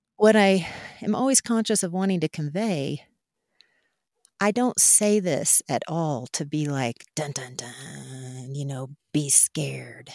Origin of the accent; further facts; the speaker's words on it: Mustang, Oklahoma, United States; I grew up out in Mustang, Oklahoma, in the Central Great Plains